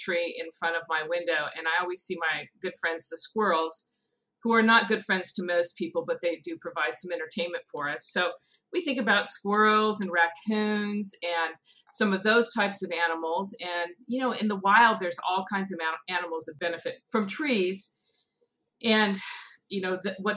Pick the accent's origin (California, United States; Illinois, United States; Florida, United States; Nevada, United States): California, United States; I grew up in California, and we had walnut trees on our property